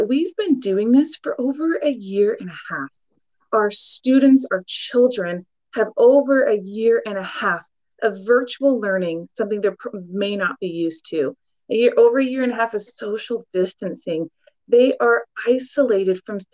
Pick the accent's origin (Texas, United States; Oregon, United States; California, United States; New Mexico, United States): Oregon, United States; Portland; I born and raised in Portland, Oregon